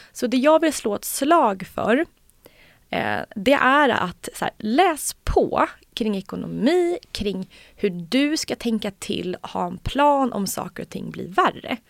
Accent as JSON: {"language": "Swedish", "country": "Sweden", "said": "vi svenskar"}